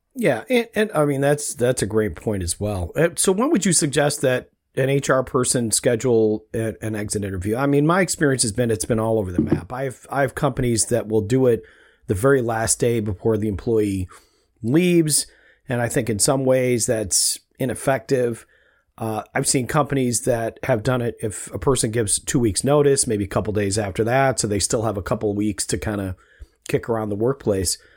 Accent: Rochester, New York, United States; we grew up in Rochester, New York

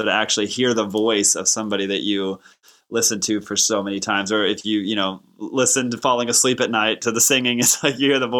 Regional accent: Texas, United States; I grew up in Texas, and that's the first time I heard it. I would have been probably two or three.

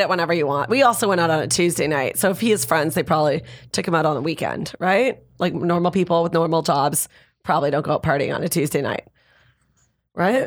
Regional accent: Canada; now in Los Angeles, United States; I'm from Canada

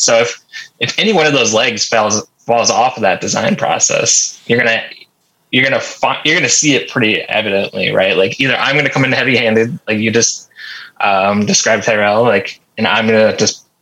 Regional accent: Minneapolis, Minnesota, United States; growing up in Minneapolis specifically

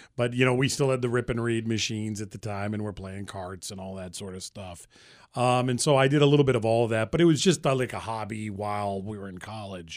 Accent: Central Massachusetts, United States; moved away as an adult; also born or lived in Boston; I grew up in Massachusetts, and I've lived there my whole life, actually. I grew up in Central Mass.

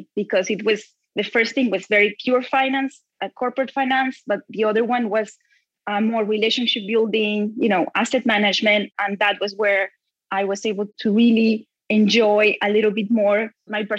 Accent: Bogota, Colombia; I grew up in Bogota, Colombia, in very difficult times

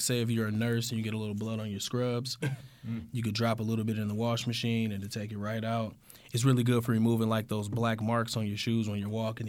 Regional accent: Detroit, Michigan, United States; I'm from Michigan, Detroit

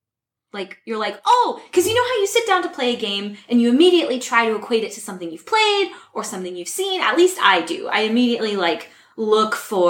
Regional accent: the Berkshires, Massachusetts, United States; growing up in the Berkshires.

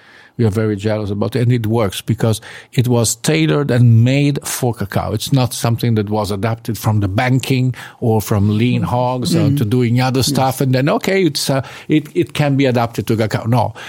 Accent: Colombia; English is a second language; I come from Colombia. We don't dry cows there.

